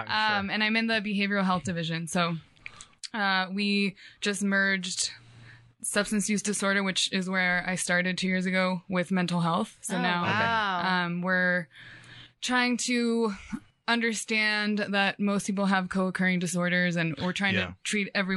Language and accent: English; Sacramento, California, United States; born and raised in Sac, in South Sac